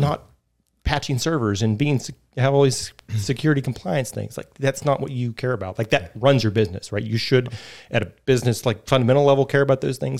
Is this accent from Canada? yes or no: no; Fairmont, West Virginia, United States; moved away as an adult; also born or lived in Atlanta; I'm from West Virginia originally. I grew up in Fairmont, and, uh, so I'm a native here.